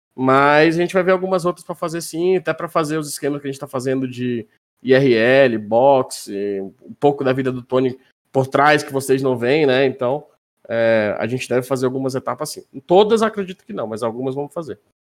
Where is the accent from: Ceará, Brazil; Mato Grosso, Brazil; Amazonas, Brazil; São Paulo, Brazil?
Amazonas, Brazil; Manaus; moved away as an adult; now in Minas Gerais, Brazil; eu sou de Manaus